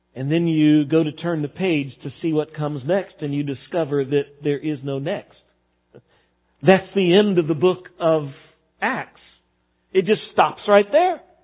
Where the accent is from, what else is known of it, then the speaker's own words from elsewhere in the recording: Texas, United States; growing up in Texas